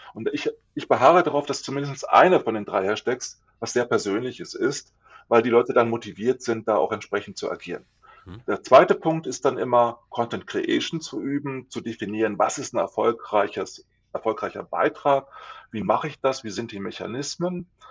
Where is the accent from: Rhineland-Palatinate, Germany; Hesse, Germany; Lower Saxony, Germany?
Lower Saxony, Germany; Ich komme aus Niedersachsen nicht weit, luftlinienmäßig von euch entfernt